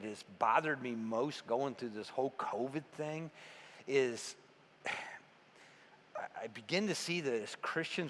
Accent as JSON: {"language": "English", "country": "United States"}